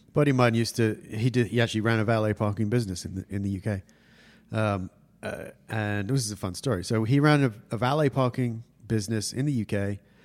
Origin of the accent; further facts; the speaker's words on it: England, United Kingdom; now in California, United States; I'm English